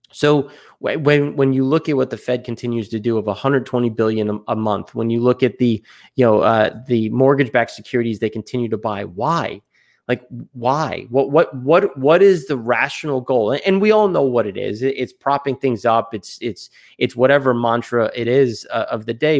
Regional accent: United States; obviously I'm American

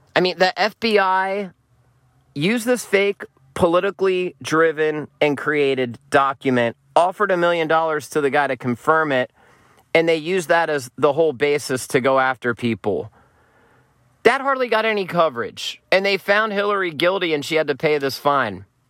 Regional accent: Pennsylvania, United States; I grew up in Pennsylvania

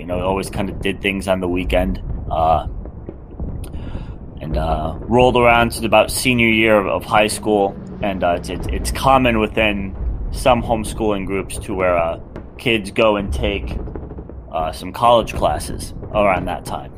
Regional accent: West Coast, United States; I grew up on the left coast in a very liberal state

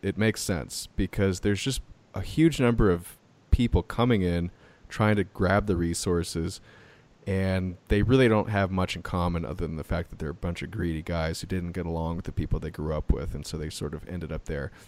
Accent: United States; as an American

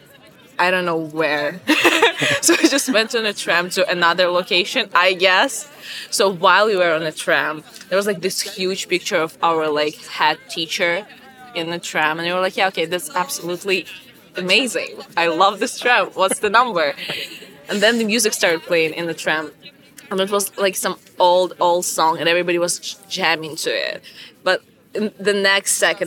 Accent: Ukraine; I'm from Ukraine, so we have like the same classmates like the whole 11 years of school

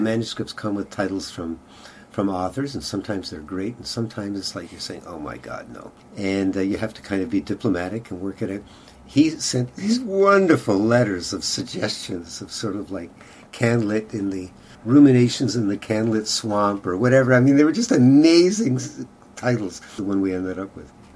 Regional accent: Kingston, Ontario, Canada; now in Montreal, Canada; I grew up in Kingston

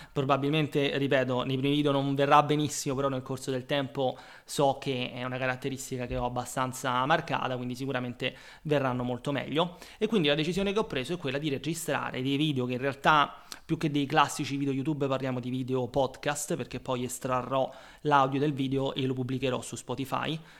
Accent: Rome, Lazio, Italy; moved away as an adult; also born or lived in London; now in Rome, Italy; sono nato a Roma, come probabilmente si potrà dedurre dall'accento

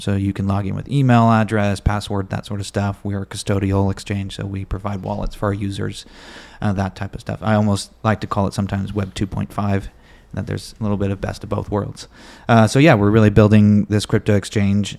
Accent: Bay Area, California, United States; born and raised in the Bay Area, California

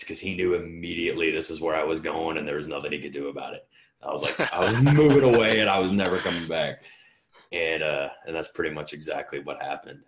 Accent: St. Louis, Missouri, United States; moved away as an adult; now in Colorado, United States; from St. Louis. I moved out to Colorado when I was 18, I think, for freshman year of college.

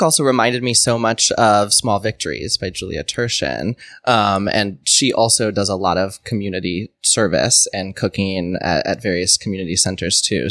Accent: Midwest, United States; I'm a Midwesterner

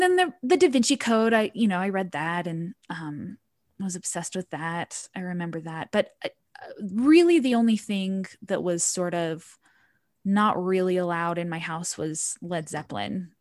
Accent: Utah, United States; I grew up in Utah County

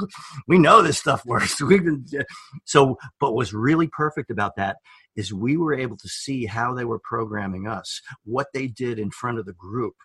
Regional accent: New York, United States; moved away as an adult; now in Oregon, United States; I'm from New York

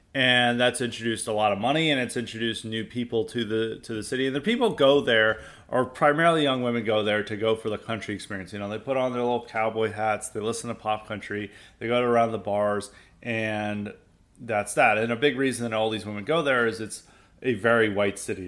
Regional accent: the South, United States; growing up in the South

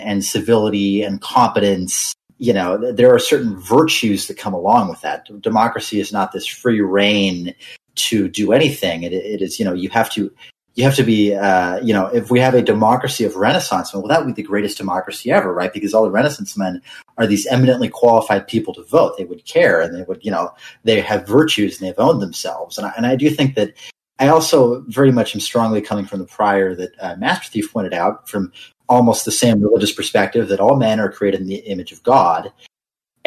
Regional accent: United States; I'm an American

